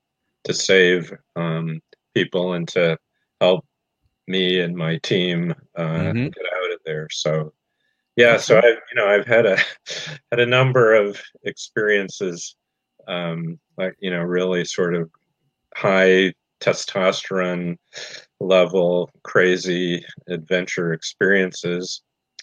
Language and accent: English; Indiana, United States; When I was 18, I walked to the edge of my hometown, stuck out my thumb, and hitchhiked across the country. And a year and a half later, when I was 19, a friend and I took a motorcycle trip from northern Indiana all the way across the U.S.